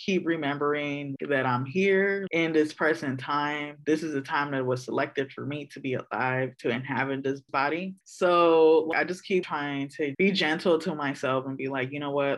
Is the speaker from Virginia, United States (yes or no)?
no; Oakland, California, United States; I'm born and raised in East Oakland in the village of Huchin.